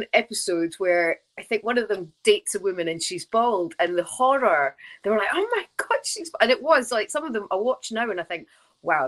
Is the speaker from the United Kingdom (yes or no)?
yes; Scotland, United Kingdom; I'm Scottish